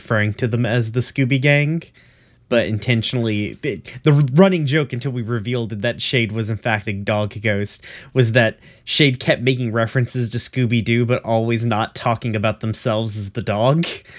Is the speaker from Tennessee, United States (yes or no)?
yes; Tennessee, United States; born or raised there